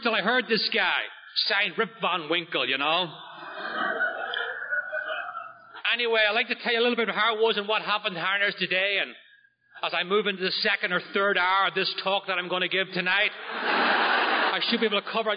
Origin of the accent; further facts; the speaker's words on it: just outside of Belfast, Northern Ireland, United Kingdom; now in Oceanside, New York, United States; I'm from Northern Ireland. I grew up just outside of Belfast